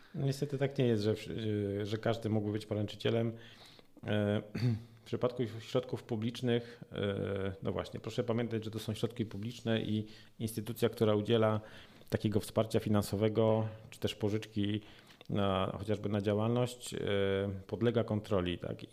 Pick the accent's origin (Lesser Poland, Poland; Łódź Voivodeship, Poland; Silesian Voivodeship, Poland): Silesian Voivodeship, Poland; u nas na Śląsku